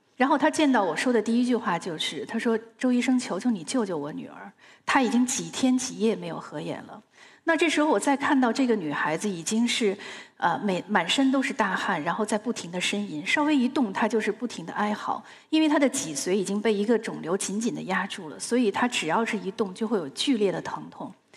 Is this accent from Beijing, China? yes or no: yes; Beijing, China; 由于我是在清华大院里长大的